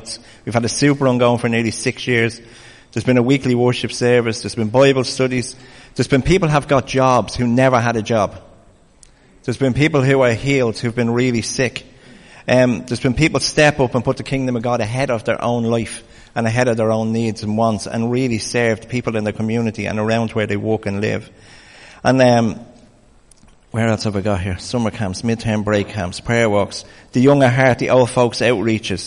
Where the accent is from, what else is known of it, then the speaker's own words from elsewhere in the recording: Ireland; As Irish people